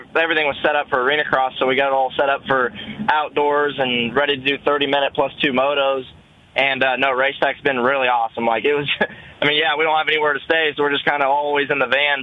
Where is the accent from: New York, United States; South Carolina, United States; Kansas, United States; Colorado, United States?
Kansas, United States; I'm from Kansas